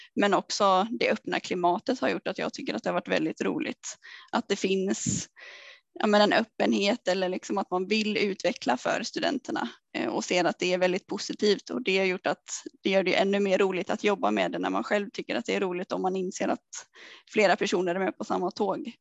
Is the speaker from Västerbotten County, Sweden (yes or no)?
no; Vimmerby, Kalmar County, Sweden; moved away as an adult; har jag alltid velat ta klivet ifrån Småland eller ifrån Vimmerby i alla fall då, där jag kommer ifrån.